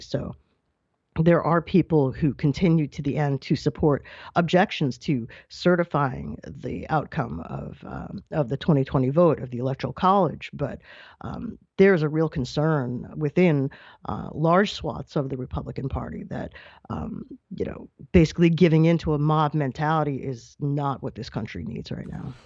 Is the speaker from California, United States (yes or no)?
no; New York, United States; my home state of New York